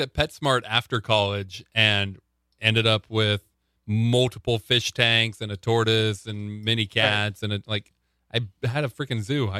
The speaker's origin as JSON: {"language": "English", "town": "Panama", "region": "Nebraska", "country": "United States", "tie": "born or raised there", "said": "I grew up in Panama, Nebraska."}